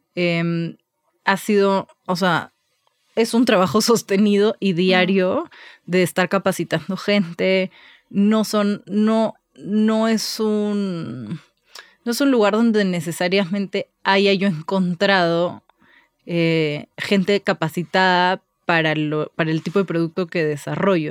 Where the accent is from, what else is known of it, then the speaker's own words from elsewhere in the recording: Lima, Peru; moved away as an adult; also born or lived in Barcelona; now in Mexico; crecí toda la vida en, en Lima